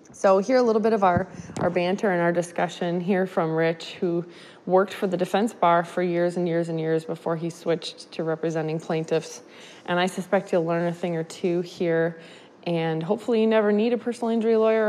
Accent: Nebraska, United States; my home state of Nebraska

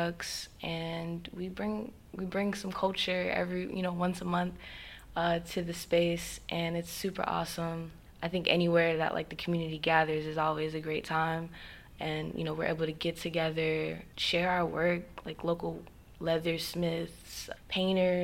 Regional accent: Eatonville, Florida, United States; growing up in Eatonville

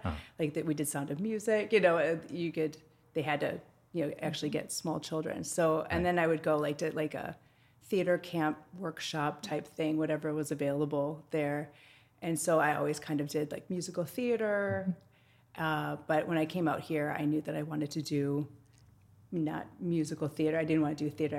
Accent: Wisconsin, United States; moved away as an adult; also born or lived in Chicago, United States; now in Los Angeles, United States; I'm originally from Wisconsin, a small town in southern Wisconsin.

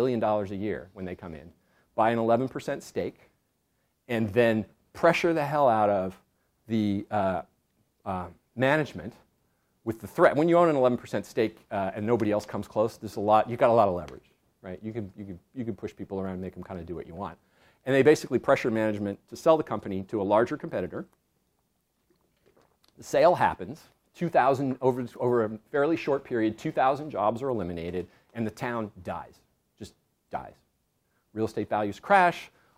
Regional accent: Pacific coast, United States; I used to fish just because I grew up on the Pacific coast

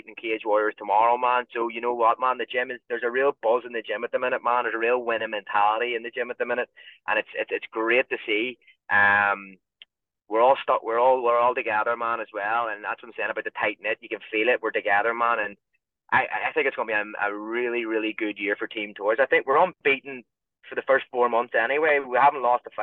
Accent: Ireland; being Irish

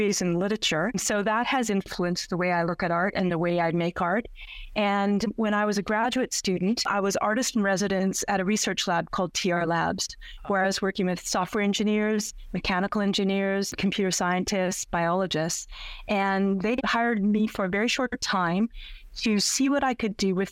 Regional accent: Saskatchewan, Canada; moved away; also born or lived in Nova Scotia; I was born and raised in Saskatchewan

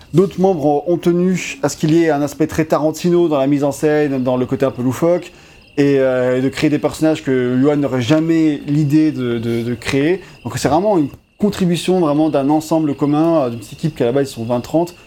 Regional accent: France; on est français

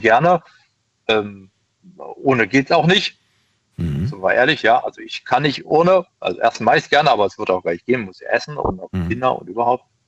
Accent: East Germany, Germany; ich komme aus dem Ost, also gebürtig aus dem Osten

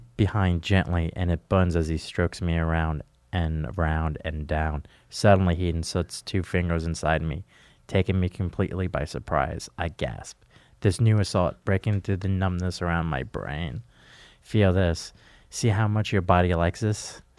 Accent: New Jersey, United States; from Jersey with a Z.

